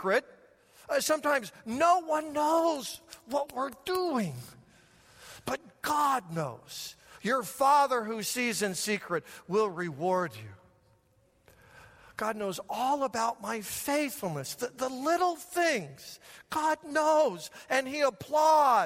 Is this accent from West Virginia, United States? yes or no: no; Denver, Colorado, United States; Growing up in Denver, Colorado, we would go up in the mountains